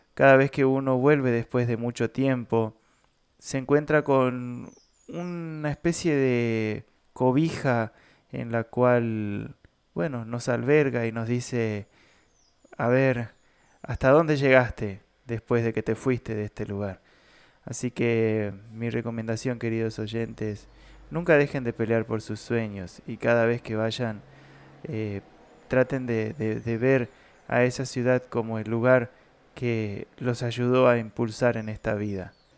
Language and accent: Spanish; Las Breñas, Chaco, Argentina; moved away; un lugar muy perdido aquí dentro de la provincia del Chaco. Es el pueblo donde yo nací